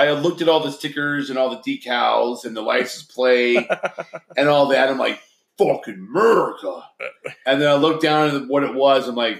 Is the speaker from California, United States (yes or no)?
yes; Stockton, California, United States; now in Montana, United States; We came from Stockton, California.